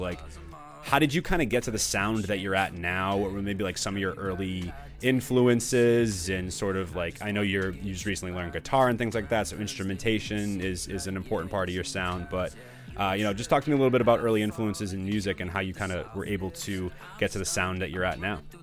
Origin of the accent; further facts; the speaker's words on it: Danvers, Massachusetts, United States; I grew up in Danvers